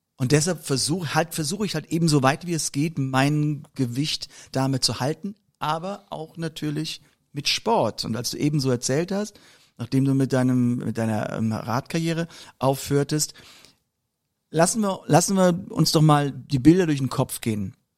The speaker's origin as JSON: {"language": "German", "town": "Mörz", "region": "Rhineland-Palatinate", "country": "Germany", "tie": "born or raised there", "moved": "yes"}